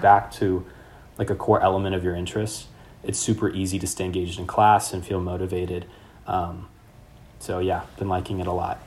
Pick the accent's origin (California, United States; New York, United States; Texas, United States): California, United States; Sacramento; moved away as an adult; also born or lived in Mexico / Slovakia; now in London, United Kingdom; I'm from Sacramento, and so there was a lot of things I just didn't know about growing up. And then before that, I lived in Mexico